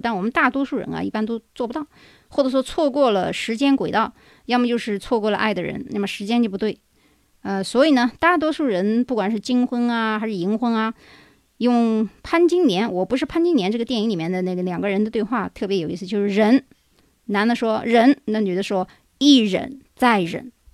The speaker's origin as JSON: {"language": "Chinese", "country": "China", "moved": "yes", "said": "在我们中国人生活当中"}